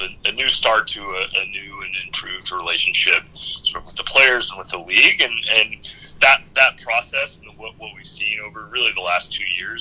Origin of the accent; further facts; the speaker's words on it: Oregon, United States; moved away as an adult; also born or lived in Seattle; growing up in Oregon